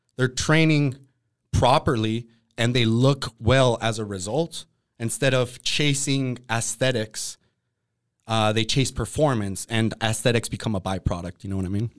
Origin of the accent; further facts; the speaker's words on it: Oxnard, California, United States; also born or lived in Colorado; I grew up in Oxnard